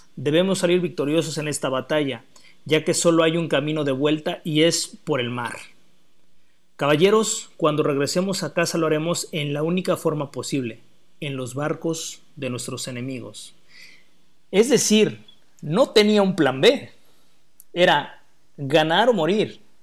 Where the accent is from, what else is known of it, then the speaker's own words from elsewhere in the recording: Mexico; los somos mexicanos